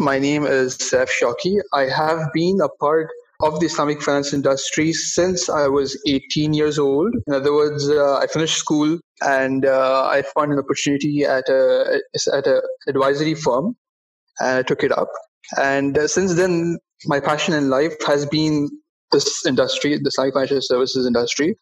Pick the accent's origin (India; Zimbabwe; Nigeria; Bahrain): Bahrain; in my home country of Bahrain